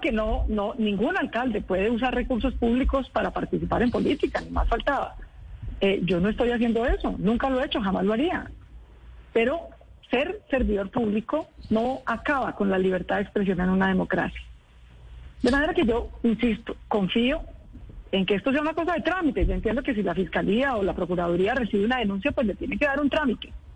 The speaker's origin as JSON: {"language": "Spanish", "region": "Bogotá", "country": "Colombia", "said": "los que pagamos las restricciones en movilidad o las dificultades somos los bogotanos"}